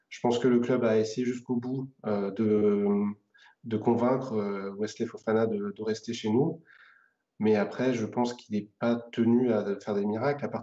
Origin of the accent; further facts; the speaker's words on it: Saint-Étienne, Auvergne-Rhône-Alpes, France; moved away; je me rends compte vraiment encore plus depuis que je suis parti de Saint-Etienne il y a quelques années.